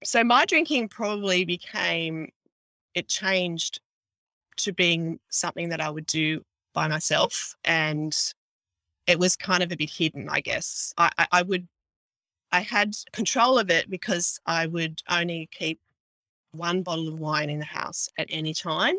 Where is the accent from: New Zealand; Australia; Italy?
Australia; Mid North Coast, New South Wales; I am an Aussie girl from the mid north coast in Australia, which is, I'd say, five, six hours drive from Sydney, in between Sydney and Brisbane.